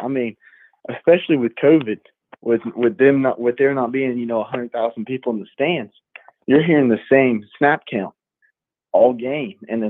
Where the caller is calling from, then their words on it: Kingsland, Georgia, United States; from Kingsland, Georgia.